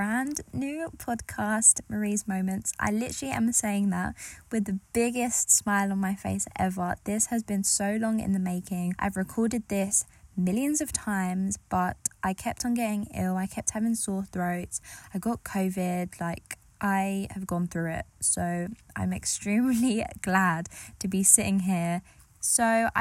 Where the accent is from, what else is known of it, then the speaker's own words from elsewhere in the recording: United Kingdom; I grew up in England. I grew up just outside of East London